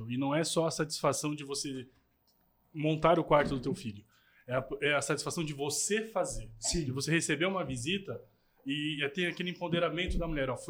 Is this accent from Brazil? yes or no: yes; Itajaí, Santa Catarina, Brazil; A gente é de Itajaí